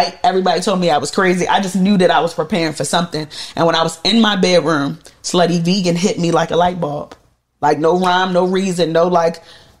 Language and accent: English; Jamaica; because I'm Jamaican, right? So like I didn't grow up eating that.